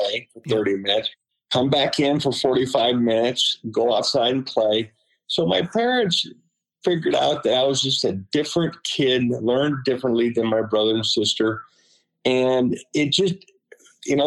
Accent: Seattle, Washington, United States; I grew up in South Seattle

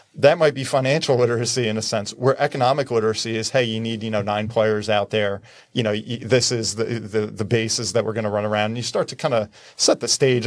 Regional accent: New Jersey, United States; I'm from New Jersey.

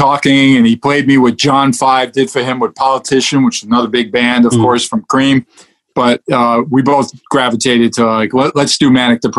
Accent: New York, United States; Growing up in New York, I could see some incredible shows, that was great.

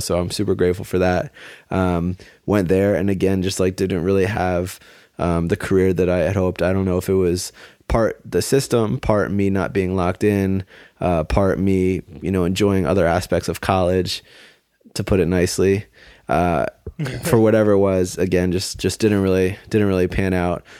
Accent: Maryland, United States; I grew up in Maryland.

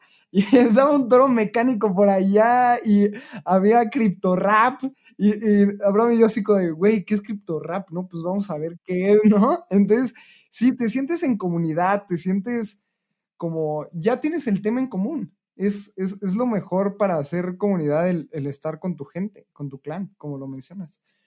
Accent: Mexico

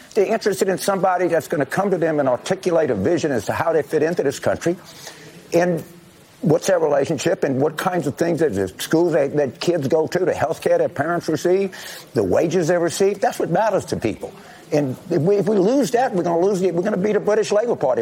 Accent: Louisiana, United States; also born or lived in New Orleans, Louisiana; I grew up in Millville Parish, Louisiana, live in New Orleans Parish, Louisiana.

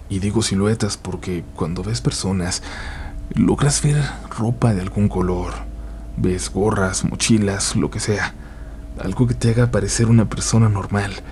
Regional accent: Aguascalientes, Mexico; Soy un conductor de Uber de Aguascalientes.

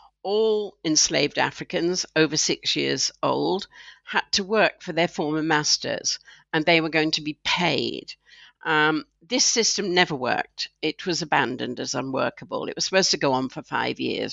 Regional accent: Scotland, United Kingdom; I'm Scottish

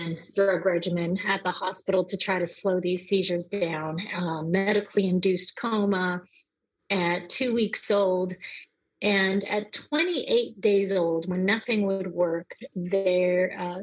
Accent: Canada; moved away as an adult; also born or lived in New Orleans, United States; now in United States; I am from Canada, and I moved here to the United States to go to university

